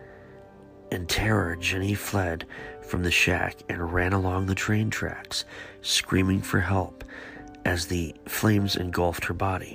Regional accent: Beaver, Ohio, United States; also born or lived in Givens, Ohio; I grew up in a really small town called Beaver, Ohio

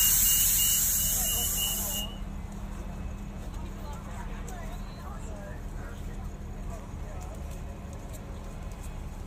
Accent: Silver Spring, Maryland, United States; moved away; I grew up in Silver Spring.

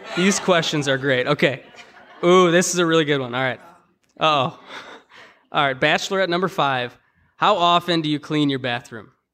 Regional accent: Chicago, Illinois, United States; we're both from Chicago

